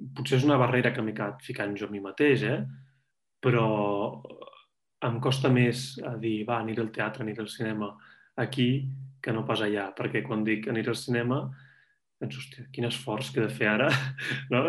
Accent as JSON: {"language": "Catalan", "town": "Barcelona", "region": "Catalonia", "country": "Spain", "tie": "born or raised there", "moved": "as an adult", "lives_now": "Zurich, Switzerland", "said": "jo sóc de Barcelona ciutat, he crescut al centre de la ciutat, he viscut tota la vida al centre de la ciutat"}